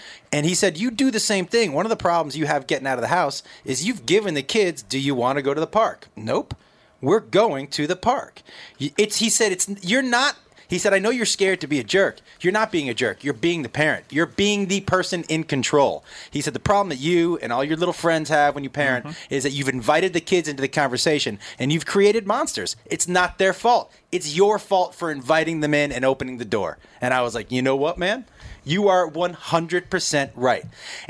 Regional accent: Massachusetts, United States; Yeah. I from Massachusetts. I went to college in Texas, and I started stand-up in Seattle.

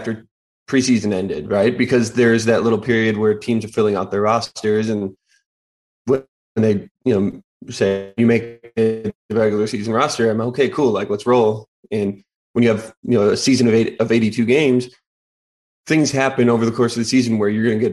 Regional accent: Wisconsin, United States; my home state team

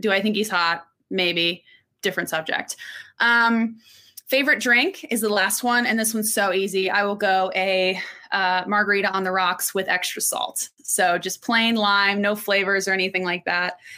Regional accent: Orlando, Florida, United States; also born or lived in Texas; I grew up in Orlando, but I was born in Texas

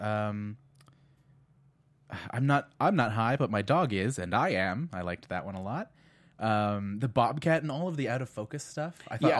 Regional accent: San Diego, California, United States; And I grew up in San Diego

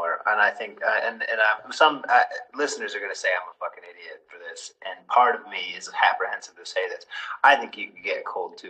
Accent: United States; moved away as an adult; also born or lived in Poland; now in United Kingdom; I'm over in the UK. I know I'm American, but, I live in the UK at the moment.

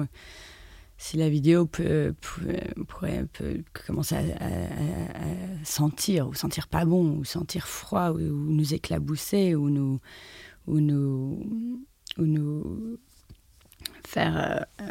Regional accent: France; moved away as an adult; also born or lived in London, United Kingdom; je, dois autant à l'Angleterre qu'à la France, d'où je suis

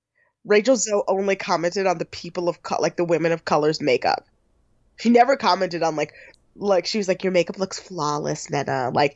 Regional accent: Michigan, United States; I'm from Michigan

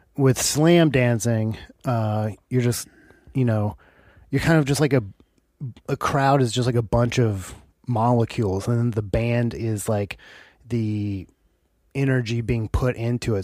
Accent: United States; also born or lived in Seattle; Oh, America.

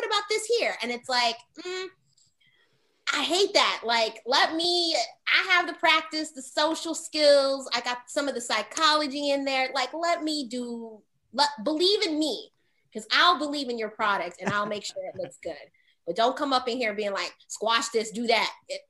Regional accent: Los Angeles, California, United States; now in Tulsa, United States; I am from Los Angeles originally.

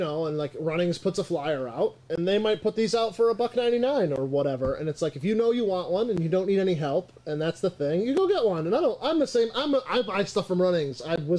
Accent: United States; now in Monroe; So I live in Monroe, but I'm traditionally from Genesee County.

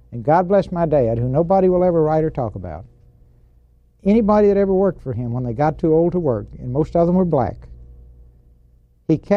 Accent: Texarkana, Texas, United States; Texarkana, Texas five blocks from the Arkansas border. How long did you live there? Uh, from the time I was born until the time I took my first airplane ride to go to the Naval Academy.

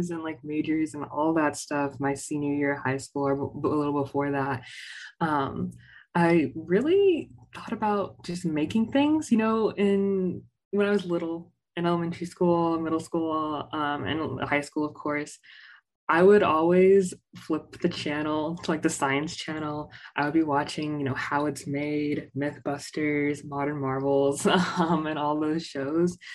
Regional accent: Ames, Texas, United States; I'm from Southeast Texas, but I'm from small town Southeast Texas. So shout out to Ames, Texas, with a population of less than like 1500

